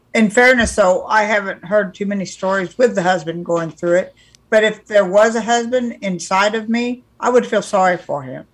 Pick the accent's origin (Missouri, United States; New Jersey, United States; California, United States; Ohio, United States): California, United States; I'm from California